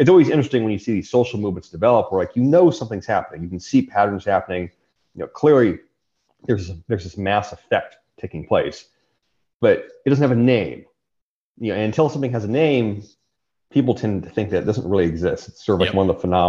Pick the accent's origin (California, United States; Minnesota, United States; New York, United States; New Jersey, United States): California, United States; Riverside County; the county I grew up in California, Riverside County